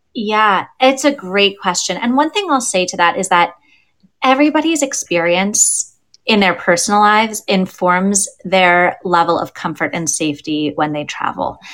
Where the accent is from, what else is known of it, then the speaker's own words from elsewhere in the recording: United States; now in Pittsburgh, United States; as an American